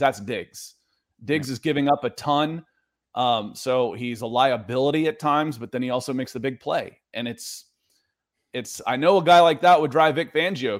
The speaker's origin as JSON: {"language": "English", "town": "Atlanta", "region": "Georgia", "country": "United States", "tie": "born or raised there", "said": "I mean, I could, but again, I grew up in Atlanta."}